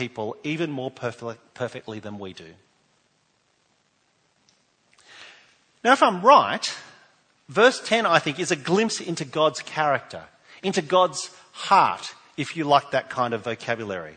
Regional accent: New South Wales, Australia; now in South Australia, Australia; I'm from New South Wales

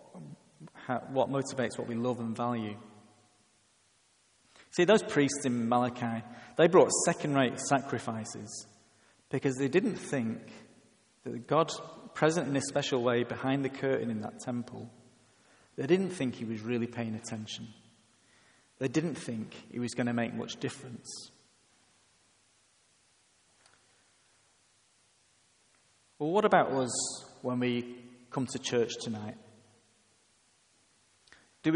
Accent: England, United Kingdom; I am English

